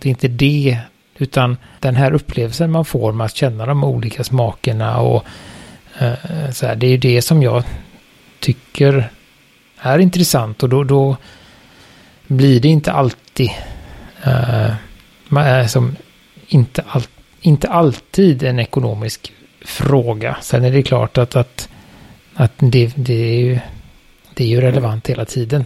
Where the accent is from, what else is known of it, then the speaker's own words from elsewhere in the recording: Sweden; vi i Sverige